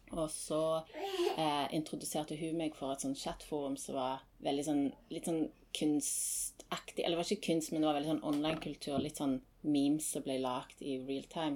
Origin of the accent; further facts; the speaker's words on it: Stavanger, Rogaland, Norway; moved away as an adult; also born or lived in Tromsø; jeg var, hjemme i Stavanger i to-tre år i mellomtiden